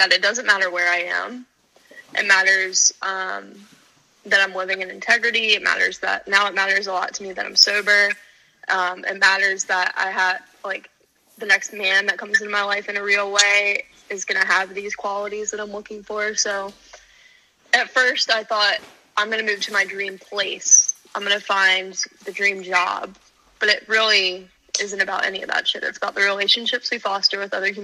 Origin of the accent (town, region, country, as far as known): Outer Banks, North Carolina, United States; moved away as an adult; also born or lived in Tallahassee